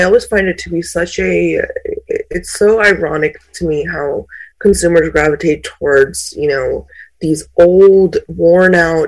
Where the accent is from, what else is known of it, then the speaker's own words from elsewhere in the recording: India; I was born in India